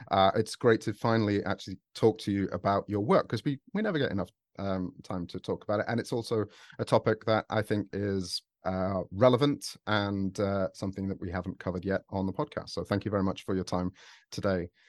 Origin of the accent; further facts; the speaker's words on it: United Kingdom; I'm British